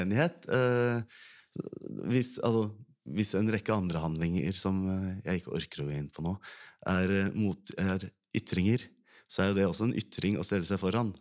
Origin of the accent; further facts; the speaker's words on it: Ski, Viken, Norway; jeg kommer fra Ski kommune, det er ikke så veldig stor kommune